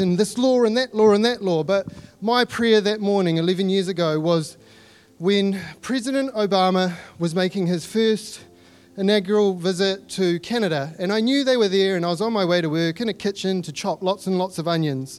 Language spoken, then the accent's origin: English; New Zealand; accent: Kiwi; my Kiwi accent.